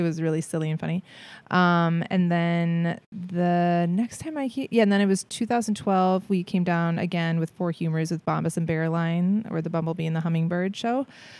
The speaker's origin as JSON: {"language": "English", "town": "St. Paul", "region": "Minnesota", "country": "United States", "said": "I'm from Minnesota. I'm from"}